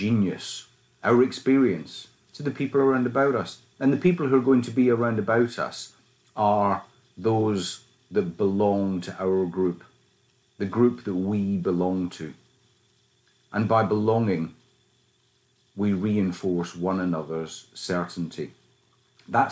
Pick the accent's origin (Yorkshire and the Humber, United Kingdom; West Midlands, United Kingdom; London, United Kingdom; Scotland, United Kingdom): Scotland, United Kingdom; you can tell that I was brought up in Scotland when I was a wee boy, and I was a wee boy. The accent comes through loud and clear